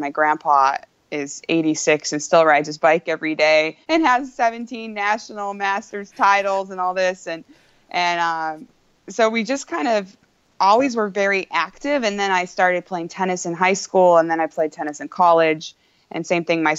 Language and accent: English; Redding, California, United States; also born or lived in Solvang, California / Central Coast, California / Texas; now in Petaluma, United States; I was born in Solvang, California, grew up in Redding, California, went to college in Texas, and I'm currently in Petaluma, California